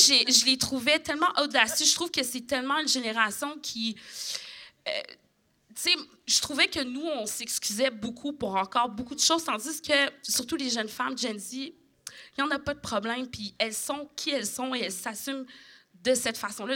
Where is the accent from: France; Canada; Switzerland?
Canada; Quebec; je suis québécoise